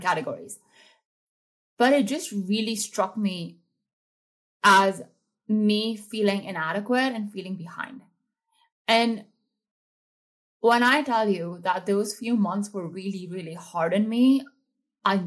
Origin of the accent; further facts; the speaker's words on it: India; I grew up in India